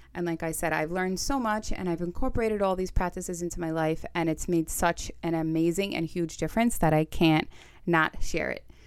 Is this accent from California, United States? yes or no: no; New York City, New York, United States; accent: Staten Island; I'm from Staten Island, New York. Get used to the accent